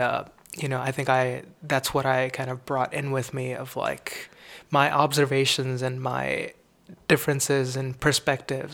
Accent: Mumbai, Maharashtra, India; moved away as an adult; now in Austin, United States; I grew up in Mumbai, India

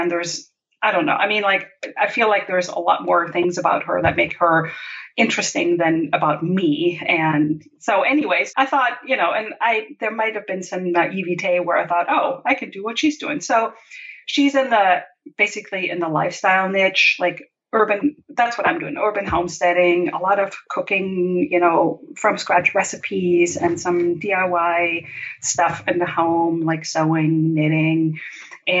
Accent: Germany; moved away as an adult; also born or lived in Brazil; I was born and raised in Germany

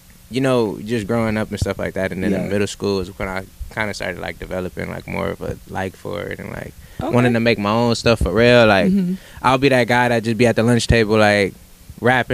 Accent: San Bernardino, California, United States; I'm from San Bernardino, California

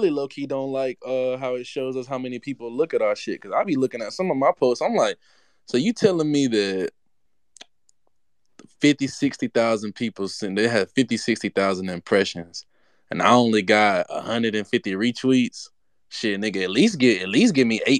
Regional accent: Georgia, United States; now in California, United States; back in Georgia because I'm I'm in Cali now. I'm I'm from Georgia originally.

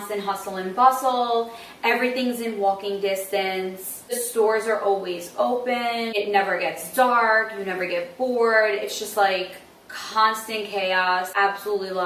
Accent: New York City, New York, United States; I am from Brooklyn. I was born and raised in South Brooklyn in a neighborhood called Sheepshead Bay.

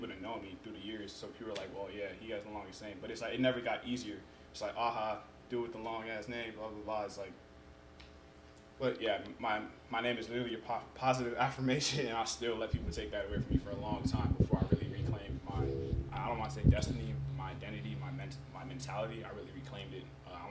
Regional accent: United States; accent: American; first language Yoruba; also born or lived in Nigeria; I'm born in America. So I'm a U.S. citizen

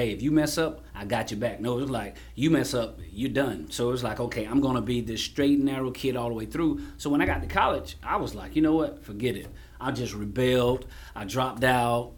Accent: Kelton, South Carolina, United States; also born or lived in Union, South Carolina / Jonesville, South Carolina; I'm from Kelton by way of Union. Kelton raised me.

